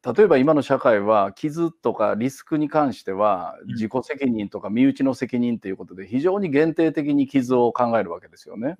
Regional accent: Kansai, Japan; moved away as an adult; now in Kitakyushu, Japan; もともと関西人

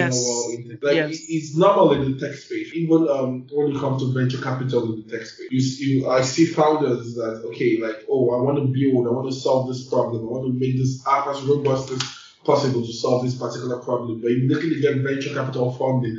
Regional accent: Nigeria; being a Nigerian, like I take more in Africa and Nigeria than any other place

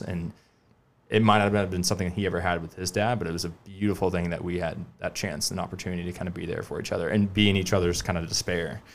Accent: Charleston, South Carolina, United States; I grew up in West Ashley, went to the college of Charleston

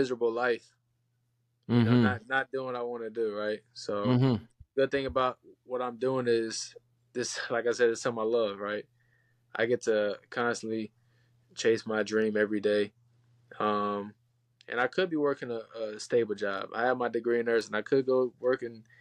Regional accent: Killeen, Texas, United States; moved away; also born or lived in Houston; coming from Killeen

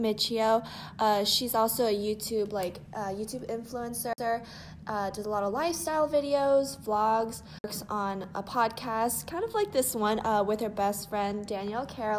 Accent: Nashville, Tennessee, United States; I'm from Nashville, Tennessee.

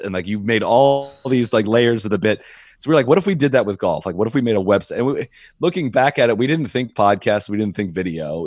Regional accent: Dublin, Ohio, United States; I grew up in Dublin, Ohio

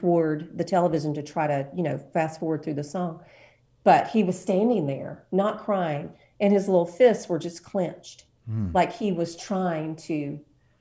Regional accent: Washington County, Alabama, United States; moved away as an adult; also born or lived in Monroeville, Alabama / New York City; But I was raised in Washington County

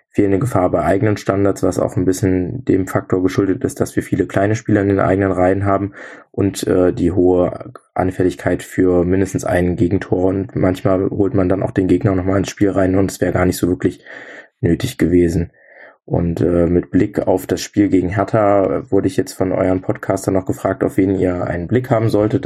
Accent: near Magdeburg, Saxony-Anhalt, Germany; Ich komme gebürtig aus der Nähe von Magdeburg

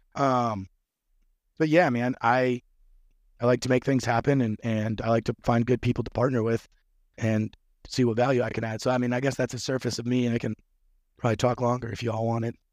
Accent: Midwest, United States; moved away; also born or lived in North Florida; I'm from the Midwest

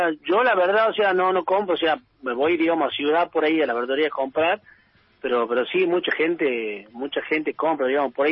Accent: Tucumán, Argentina; also born or lived in Buenos Aires / France; después ya me quedé acá en mi pueblo porque fui presidente del club donde, donde, donde vivo

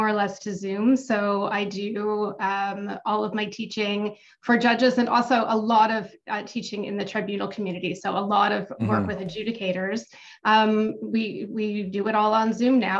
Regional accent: Toronto, Ontario, Canada; I grew up not far from where I live now. I grew up in Cedarvale

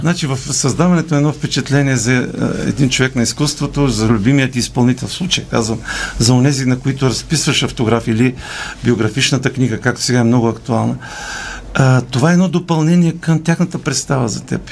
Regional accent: Polski Trambesh, Veliko Tarnovo Province, Bulgaria; also born or lived in Razlog; now in Sofia, Bulgaria; моя роден град Полски Тръмбеш

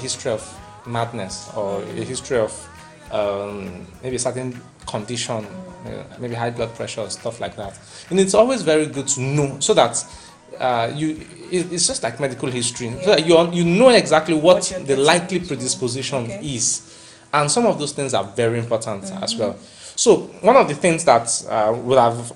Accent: Ogun State, Nigeria; I'm from Ogun State

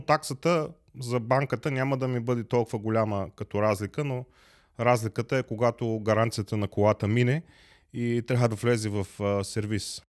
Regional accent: Plovdiv, Plovdiv Province, Bulgaria; moved away as an adult; now in Germany; Аз съм роден в Пловдив

